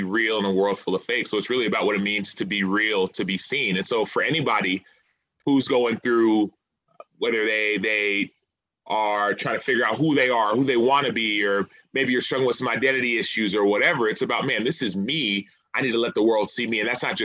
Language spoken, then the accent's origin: English; Dallas, Texas, United States; I'm from Dallas